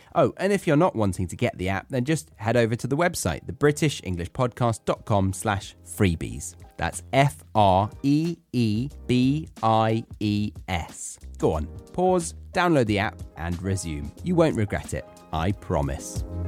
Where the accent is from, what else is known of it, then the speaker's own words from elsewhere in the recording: Horsley, South East England, United Kingdom; I was born and raised in Surrey, in a village called Horsley.